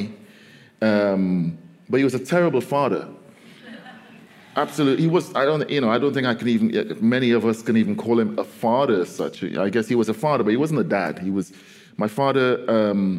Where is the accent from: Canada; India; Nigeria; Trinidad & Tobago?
Trinidad & Tobago; as a Caribbean poet, as a Trinidadian poet, I have access to not just standard English